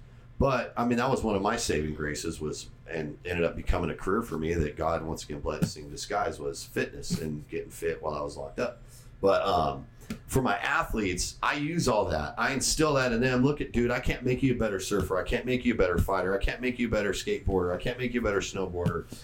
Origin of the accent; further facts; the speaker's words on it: San Diego, California, United States; being born and raised in North County, San Diego